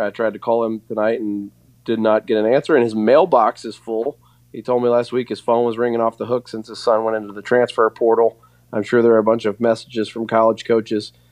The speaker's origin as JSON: {"language": "English", "town": "Clarksville", "region": "Tennessee", "country": "United States", "tie": "born or raised there", "moved": "yes", "lives_now": "Kentucky, United States", "said": "my hometown of Clarksville, Tennessee"}